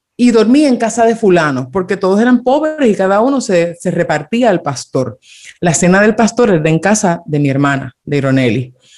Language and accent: Spanish; Dominican Republic; yo me crié en República Dominicana